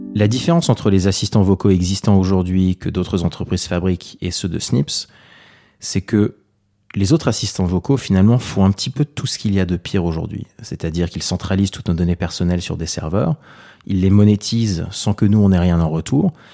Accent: Paris, Île-de-France, France; Je suis né à Paris en 85, j'ai 33 ans aujourd'hui. Euh, mes parents sont d'origine libanaise, ils sont venus en France pendant la guerre

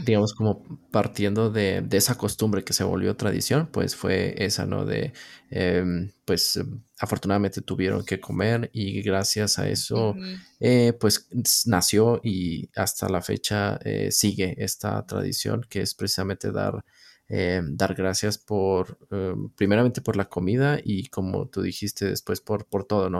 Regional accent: Northeast Mexico, Mexico; yo soy del noreste de México

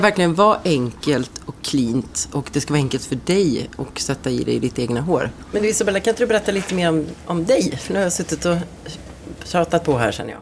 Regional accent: Ulricehamn, Västra Götaland, Sweden; Salong Ros i Ulricehamn, där jag är från, där jag är född

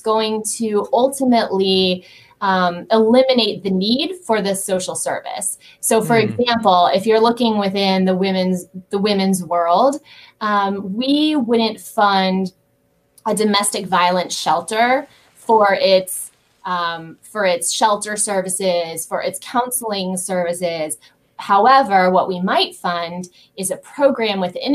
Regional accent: Lexington, Kentucky, United States; moved away as an adult; also born or lived in New York City, United States; now in Atlanta, United States; I grew up on a horse farm in Lexington, Kentucky

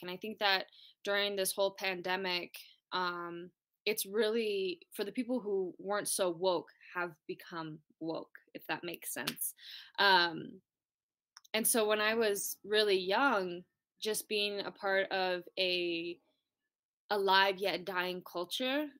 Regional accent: Taos Pueblo, New Mexico, United States; I'm coming from Taos Pueblo, New Mexico, farthest northern tribe.

